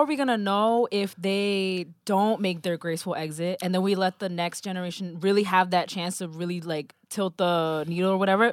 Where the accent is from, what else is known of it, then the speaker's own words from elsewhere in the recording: New Jersey, United States; We're both from Jersey.